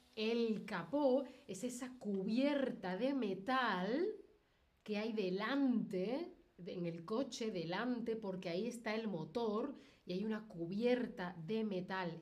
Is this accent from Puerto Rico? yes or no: no; Spain; yo que soy de España